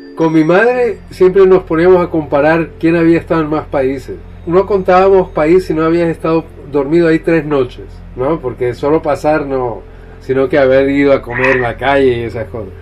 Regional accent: Chile; Yo nací en Chile

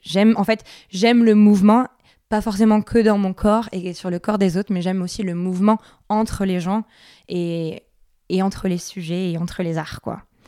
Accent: Biarritz, Nouvelle-Aquitaine, France; moved away; Je suis originaire de Biarritz

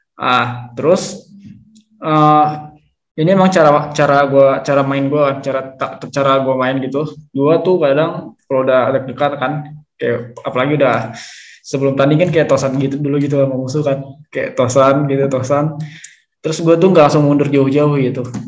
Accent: Bogor Regency, West Java, Indonesia; also born or lived in Jakarta; gue dari Kabupaten Bogor

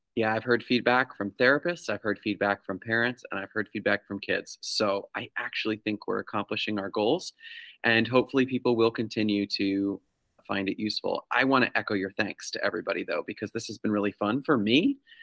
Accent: New York, United States; now in Massachusetts, United States; I grew up in New York

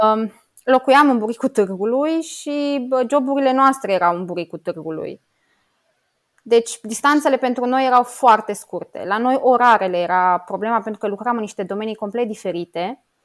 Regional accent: Romania; moved away as an adult; also born or lived in Luxembourg; sunt româncă

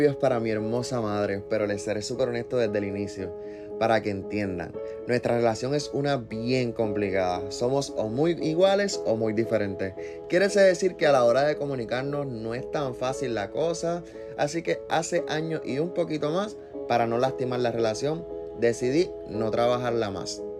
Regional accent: Canóvanas, Puerto Rico; Yo de Canóvanas.

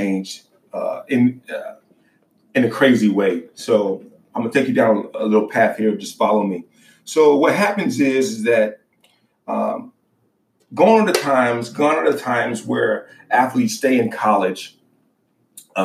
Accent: Baton Rouge, Louisiana, United States; moved away as an adult; now in California, United States; I'm originally from Baton Rouge, Louisiana

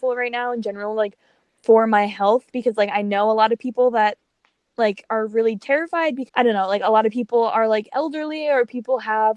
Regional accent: Connecticut, United States; I was born in Connecticut

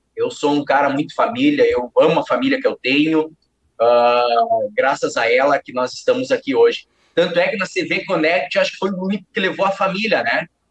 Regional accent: Palmitinho, Rio Grande do Sul, Brazil; eu sou do interior do estado do Rio Grande do Sul, cidade mais conhecida como Palmitinho

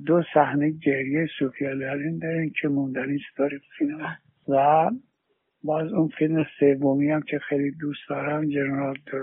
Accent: Iran; مردم وطنم

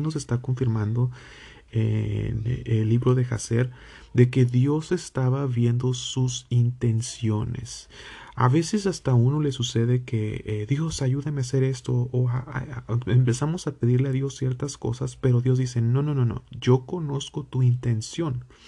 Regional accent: Mexico; yo que provengo de México

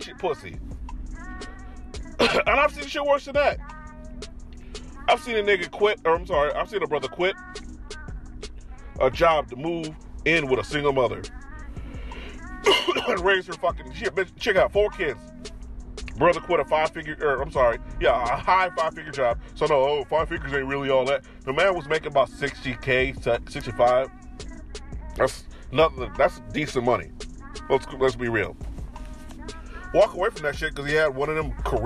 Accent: Chicago, Illinois, United States; moved away; walking around Chicago, which I'm my hometown

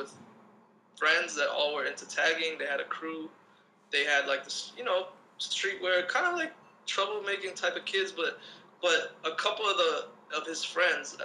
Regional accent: Southern California, United States; also born or lived in Lebanon; I grew up in the U.S., specifically like Southern California

